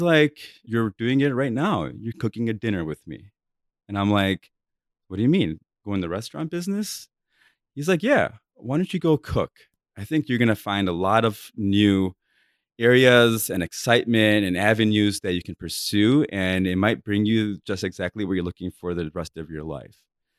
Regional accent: India; I'm like, oh my God, I'm modern. You know, I'm Indian.

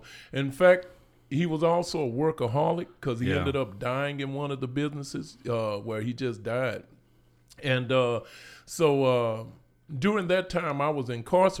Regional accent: Houston, Texas, United States; So I was born in Houston, Texas. And, my elders, you know, much of my elders, you know, they were born in Louisiana

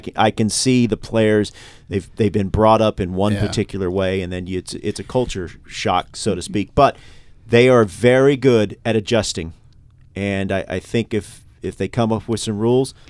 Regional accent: the South, United States; growing up in the South, that was the thing.

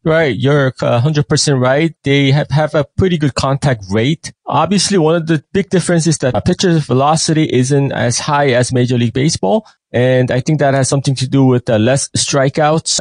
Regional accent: New York, United States; moved away as an adult; now in South Korea; I was raised up in basically I spent most of my time in New York

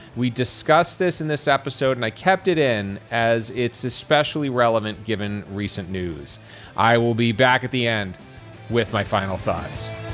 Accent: Boston, Massachusetts, United States; I grew up in the Boston area.

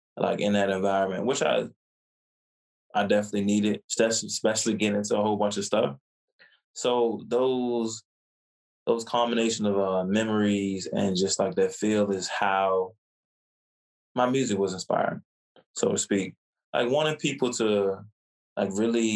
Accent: Virginia, United States; also born or lived in New York; I was born in Virginia and spent majority of my life in Virginia, but I spent at least about 4 or 5 years in New York.

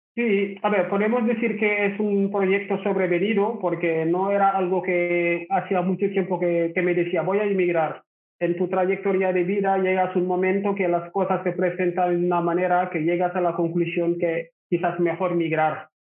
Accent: Rufisque, Dakar, Senegal; Spanish is a second language; moved away as an adult; also born or lived in Barcelona; now in Barcelona area, Spain; Yo soy de Senegal, nací en una ciudad que se llama Rufis, que está en la capital Dakar, y ahí estuve viviendo

